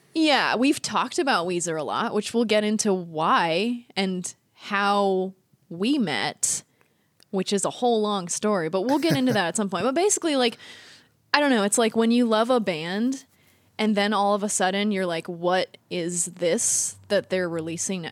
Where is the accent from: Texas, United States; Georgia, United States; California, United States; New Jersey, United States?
California, United States; Northern; also born or lived in Walnut Creek, California; I was born and raised in Northern California